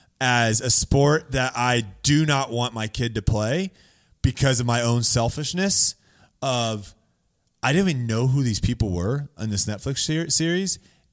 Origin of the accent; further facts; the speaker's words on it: Florida, United States; also born or lived in Texas; Same with Florida. I'm from Florida and Texas.